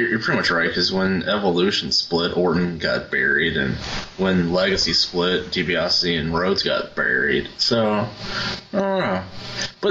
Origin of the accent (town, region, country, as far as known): Roanoke, Virginia, United States; born or raised there